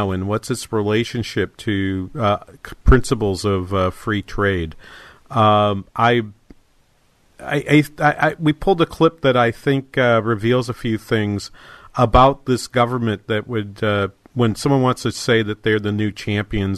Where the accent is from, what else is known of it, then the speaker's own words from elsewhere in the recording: New England, United States; now in Minnesota, United States; I grew up in New England. We don't get hail like